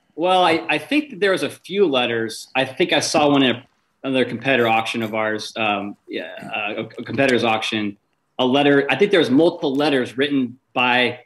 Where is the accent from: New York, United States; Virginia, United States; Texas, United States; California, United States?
California, United States; Bay Area; moved away as an adult; I was born raised in the Bay Area